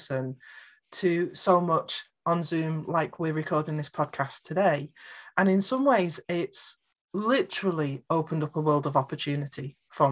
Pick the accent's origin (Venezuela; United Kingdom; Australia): United Kingdom; I'm British